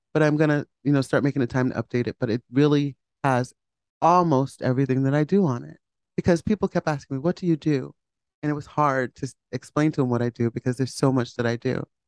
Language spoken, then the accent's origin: English; Hamden, Connecticut, United States; I grew up in Hamden with my mom and dad. My dad worked at Pratt